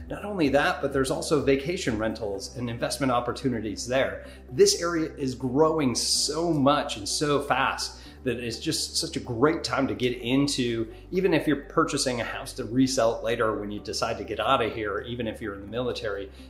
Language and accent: English; New York, United States; now in Florida, United States; as a Northerner coming from New York, um, yeah, it's uh, it was nice to, for it to kind of cool down.